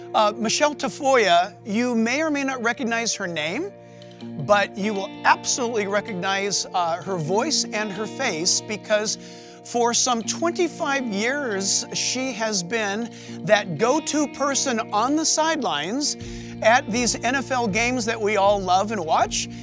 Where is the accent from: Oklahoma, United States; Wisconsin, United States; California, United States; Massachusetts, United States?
California, United States; San Diego; moved away; also born or lived in Orange County, California; I was born in San Diego and migrated this far north to Orange County area.